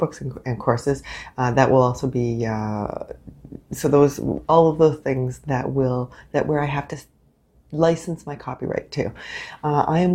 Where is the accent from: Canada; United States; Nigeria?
Canada; I am unapologetically Canadian